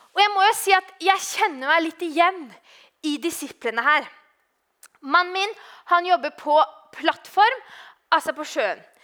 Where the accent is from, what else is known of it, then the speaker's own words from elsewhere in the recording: Oslo, Norway; moved away; i Oslo, da. Eh, der jeg er fra